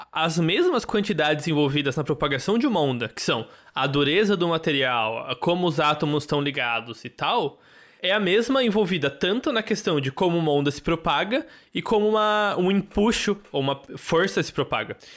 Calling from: São Paulo, Brazil

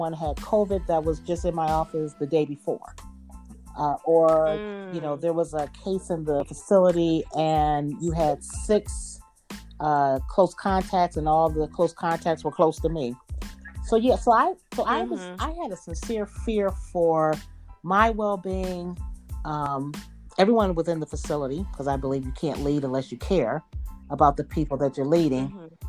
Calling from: Ohio, United States; I'm calling from Ohio

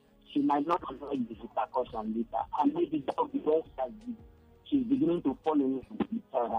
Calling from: Akoka, Lagos, Nigeria

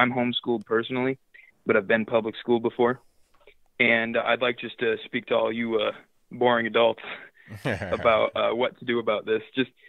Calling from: Southeast Iowa, United States; I'm calling from Southeast Iowa, and I'm 15 years old.

